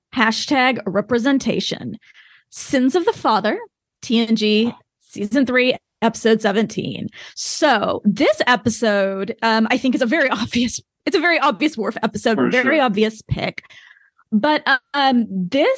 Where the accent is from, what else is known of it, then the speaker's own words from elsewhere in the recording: small town Oklahoma, United States; I don't really fit in growing up in small town Oklahoma. Even though I am American, I don't fit in here, but I don't fit in, like, in India either. I was born in the US